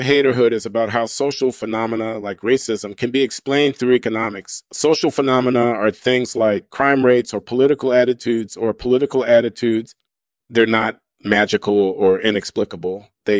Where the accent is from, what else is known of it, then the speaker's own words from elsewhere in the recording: Baltimore, Maryland, United States; born there; I was born in Baltimore, Maryland in 1953.